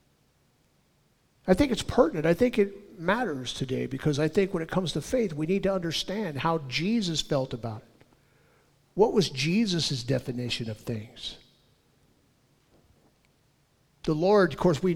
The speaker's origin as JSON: {"language": "English", "region": "Southern California", "country": "United States", "tie": "born or raised there", "said": "I was born and raised in Southern California"}